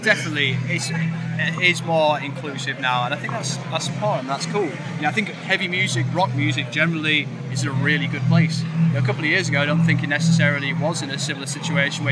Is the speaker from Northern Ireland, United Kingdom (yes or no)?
no; York, Yorkshire and the Humber, United Kingdom; we grew up in a small town, we grew up in York